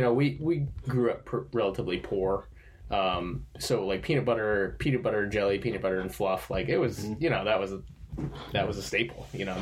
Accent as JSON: {"language": "English", "region": "Maine", "country": "United States", "tie": "born or raised there"}